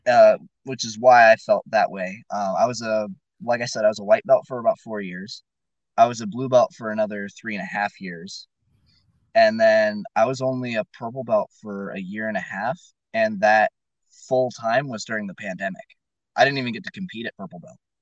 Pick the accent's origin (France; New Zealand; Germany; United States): United States; Fresno, California; moved away as an adult; now in Klamath Falls, United States; originally I'm from Fresno, California